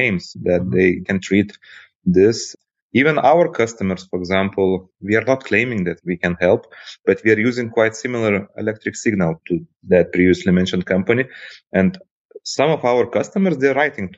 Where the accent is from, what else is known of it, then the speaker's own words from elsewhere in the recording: Lithuania; Originally, by the way, I'm from Lithuania